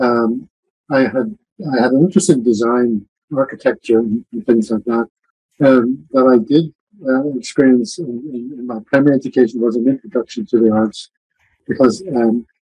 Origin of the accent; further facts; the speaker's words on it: Larne, Northern Ireland, United Kingdom; My hometown is Larne, the gateway to the famous Glens of Antrim